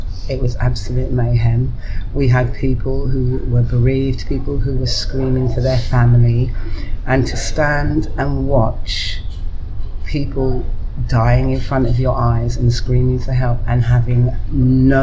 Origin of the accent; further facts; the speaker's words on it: London, United Kingdom; I grew up on the Lancaster West estate